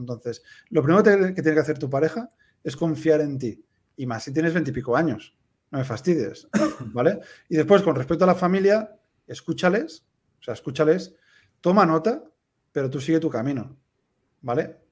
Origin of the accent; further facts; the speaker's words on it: Tarragona, Catalonia, Spain; moved away as an adult; also born or lived in United States / Peru / Madrid / Valls; now in Andorra; Yo soy de Tarragona